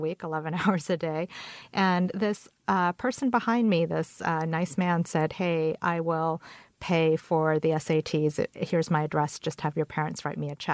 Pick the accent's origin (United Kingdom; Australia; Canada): Canada; English is a second language; also born or lived in Korea; now in United States; I moved to Canada when I was four with my parents